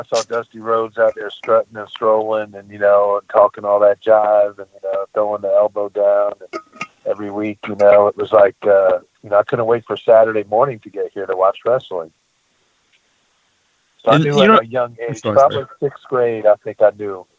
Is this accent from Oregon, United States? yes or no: no; Jacksonville, Florida, United States; also born or lived in Chicago, Illinois; I grew up in Jacksonville, Florida as a kid. I moved from Chicago when I was 8 years old to Jacksonville, Florida.